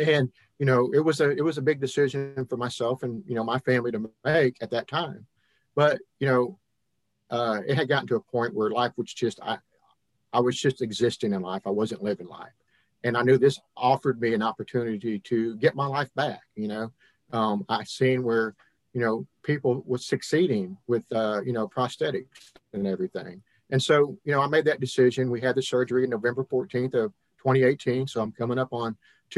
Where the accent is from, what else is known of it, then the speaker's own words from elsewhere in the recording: Hannibal, Missouri, United States; now in Mississippi, United States; I was born and raised in Hannibal, Missouri, kind of a Yankee, I guess, by birth. Moved around and ended up here in Mississippi back in 1996